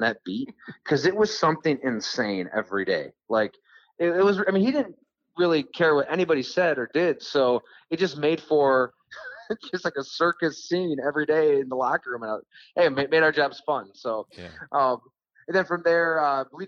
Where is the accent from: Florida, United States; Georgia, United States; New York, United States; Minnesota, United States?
New York, United States; Ellicottville; I still read the Buffalo News. I mean, that was my hometown paper.